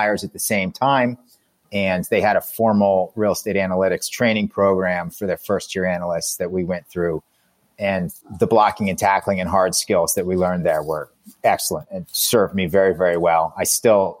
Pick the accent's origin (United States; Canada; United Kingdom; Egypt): United States; East Coast; also born or lived in San Francisco; I'm from the East Coast